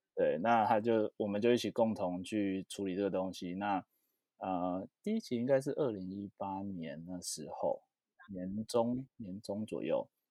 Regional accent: Taipei, Taiwan; 是哦，我也是台北人

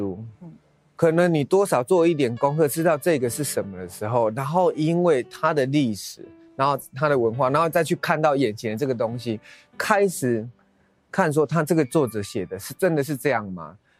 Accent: Changhua County, Taiwan; 我们彰化都讲台语嘛，嗯、那其实我真正的母语是英文。

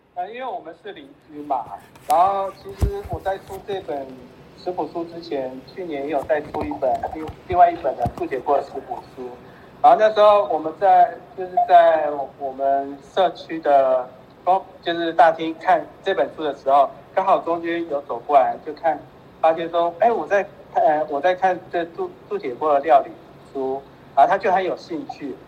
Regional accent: Taiwan; 我是从小眷村长大的

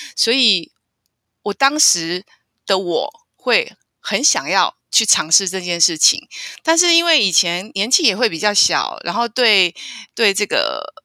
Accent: Taiwan; 我是台湾人

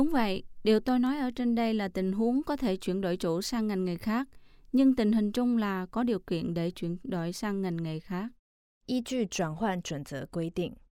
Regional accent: Vietnam; now in Taiwan; mình đến từ Việt Nam，

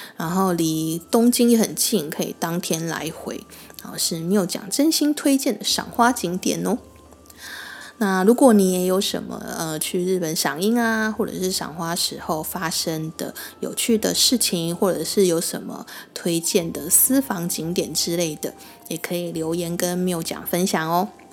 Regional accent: Taiwan; 我们台湾人中秋烤肉

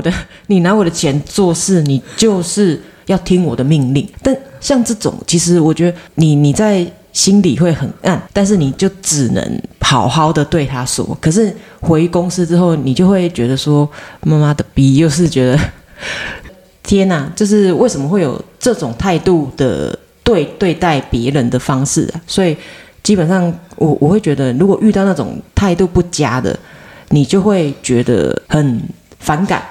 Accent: Taiwan; 我们其实台湾人

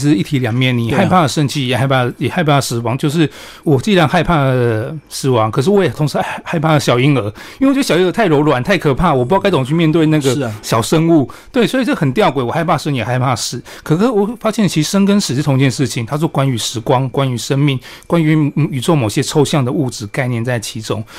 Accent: Chiayi, Taiwan; 然后大家问我都会说啊，你们你家住离阿里山很近啊？没有，这错误概念。家住嘉义不会离阿里山很近

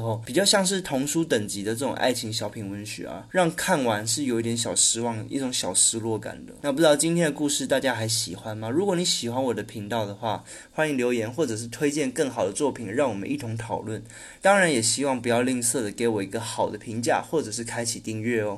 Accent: central Taiwan, Taiwan; 我本身是中部人

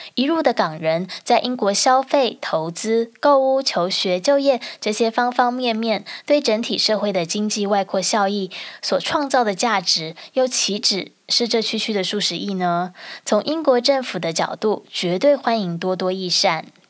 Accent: Taiwan; now in United Kingdom; 因为我在台湾长大

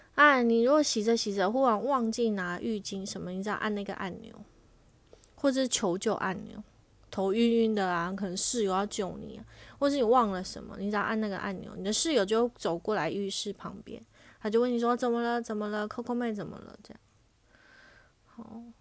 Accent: Taiwan; moved away as an adult; also born or lived in Tokyo, Japan; 我还特别打电话回台湾

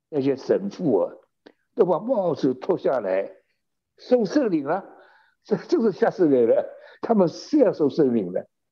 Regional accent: China; also born or lived in California, United States; now in United States; 我们中国人

